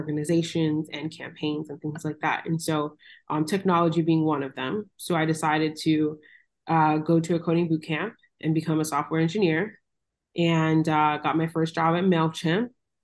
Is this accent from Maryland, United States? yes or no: no; Miami, Florida, United States; moved away as an adult; also born or lived in Los Angeles, California; So I am originally from Miami, Florida, born and raised. My parents are Jamaican